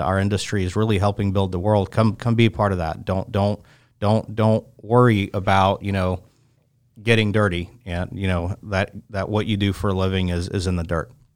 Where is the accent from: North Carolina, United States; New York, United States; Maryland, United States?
North Carolina, United States; Chapel Hill; also born or lived in Moscow, Russia; I grew up in Chapel Hill